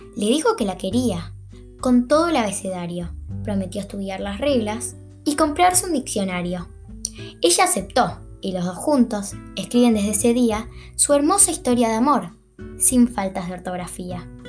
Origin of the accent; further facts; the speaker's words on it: Buenos Aires, Argentina; nací en Argentina y voy a sexto grado del Colegio San Martín de Tours en la Ciudad Autónoma de Buenos Aires